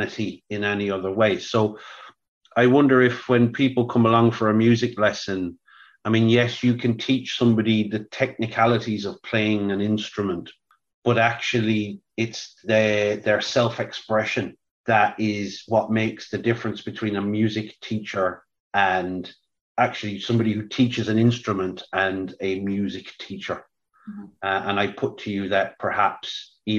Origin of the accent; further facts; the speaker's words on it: Ireland; I'm Irish